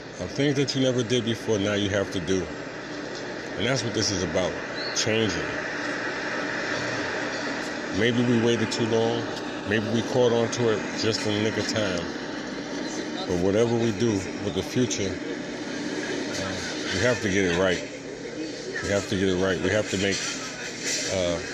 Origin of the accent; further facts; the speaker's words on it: New York City, New York, United States; moved away; for my whole life growing up in New York